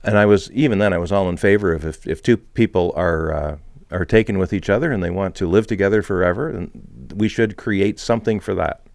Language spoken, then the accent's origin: English; Montreal, Quebec, Canada; when I was growing up in Montreal